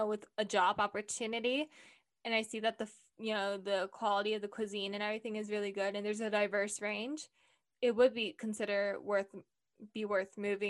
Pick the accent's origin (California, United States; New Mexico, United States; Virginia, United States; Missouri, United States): California, United States; now in Miami, United States; I'm from California, but I don't speak a single word of Spanish unless it's like, hola, gracias.